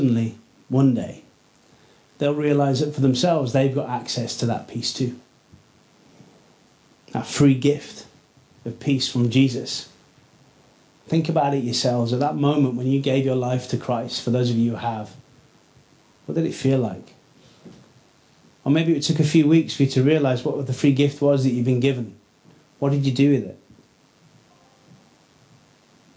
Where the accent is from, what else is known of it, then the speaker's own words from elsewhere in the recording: Rothwell, Yorkshire and the Humber, United Kingdom; also born or lived in Headingley / East End Park; I grew up in Rothwell, south of the river